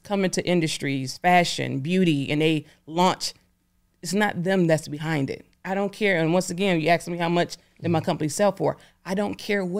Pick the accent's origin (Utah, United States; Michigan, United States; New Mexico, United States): Michigan, United States; Detroit; I'm a person, I'm from Detroit, I'm down to earth.